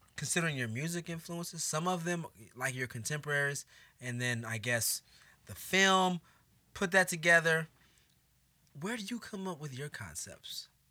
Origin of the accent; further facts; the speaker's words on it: Oakland, California, United States; now in Chicago, United States; from Oakland